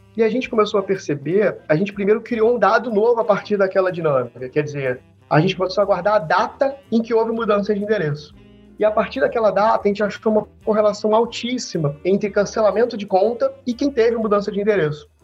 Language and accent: Portuguese; Rio de Janeiro, Brazil; eu sou do Rio, sou natural aqui do Rio de Janeiro